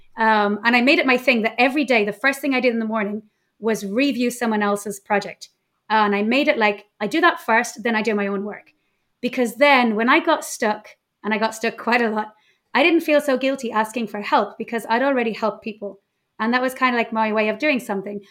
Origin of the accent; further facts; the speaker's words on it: Ireland; moved away as an adult; now in Mallorca, Spain; I'm Irish, but living in Mallorca